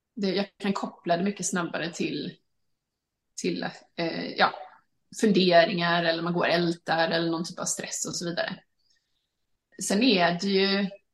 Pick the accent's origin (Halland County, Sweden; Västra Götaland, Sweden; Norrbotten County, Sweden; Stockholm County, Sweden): Halland County, Sweden; Halmstad; moved away as an adult; also born or lived in London; jag var hemma i Sverige då, i, i Halmstad